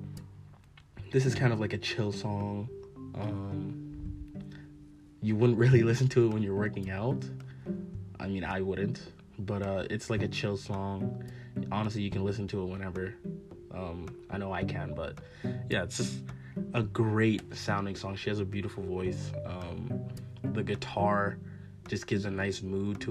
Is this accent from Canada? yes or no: yes; Calgary, Alberta, Canada; I'm from Calgary